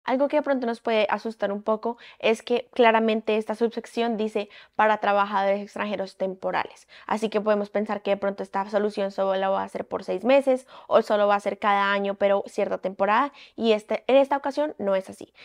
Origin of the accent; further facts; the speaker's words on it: Colombia; now in Canada; yo soy una colombiana en Canadá